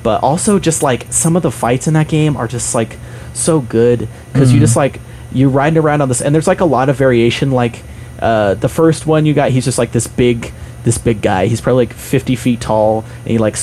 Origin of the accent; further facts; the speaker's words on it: Utah, United States; I grew up in Utah